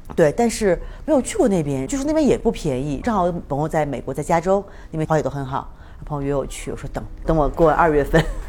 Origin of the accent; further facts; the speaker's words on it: Jilin, China; also born or lived in Beijing; now in San Cristóbal de las Casas, Mexico; 一个是我在吉林出生的嗯，东北口音是那种